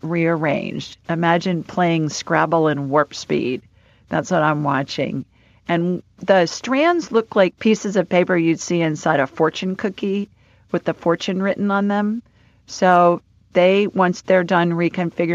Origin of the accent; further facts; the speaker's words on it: Ohio, United States; moved away as an adult; also born or lived in South Dakota / Los Angeles; I grew up in Ohio, Lori, and then I lived in South